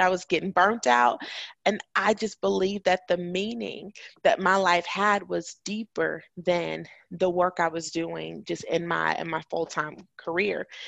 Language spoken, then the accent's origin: English; Chicago, Illinois, United States; moved away as an adult; also born or lived in Huntsville, Alabama; I'm from Chicago.